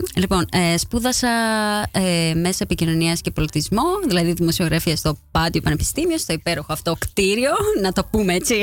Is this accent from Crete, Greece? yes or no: no; Athens, Attica, Greece; moved away as an adult; now in Netherlands; γεννήθηκα στην Αθήνα, στην Κεσαριανή